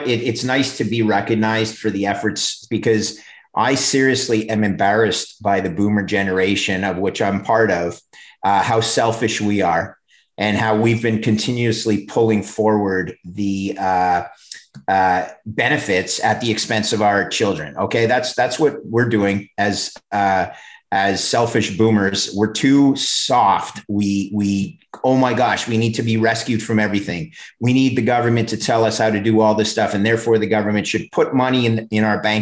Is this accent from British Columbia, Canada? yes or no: no; Montreal, Quebec, Canada; moved away as an adult; also born or lived in Oakville, Ontario; I grew up in Montreal.